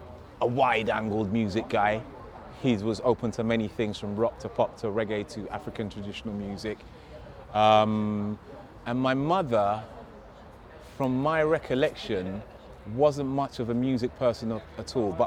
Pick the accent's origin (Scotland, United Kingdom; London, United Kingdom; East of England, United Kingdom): London, United Kingdom; Hammersmith; born there; I was born in 1973 in West London, Queen Charlotte's Hospital, Hammersmith to be precise.